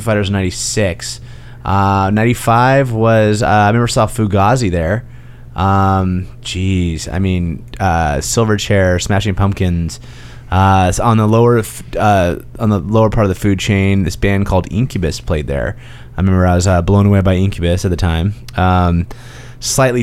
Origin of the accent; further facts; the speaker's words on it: San Diego, California, United States; I grew up in San Diego, California, born and raised. I'm a third generation San Diegan